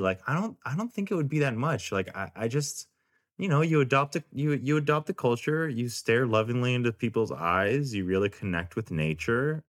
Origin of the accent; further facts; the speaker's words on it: Richmond, Virginia, United States; now in Los Angeles, United States; I grew up in Virginia